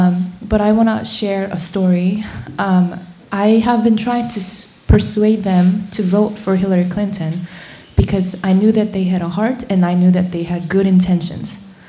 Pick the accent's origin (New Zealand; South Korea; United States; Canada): South Korea; Having come from South Korea, I am deeply concerned for the safety of my home country.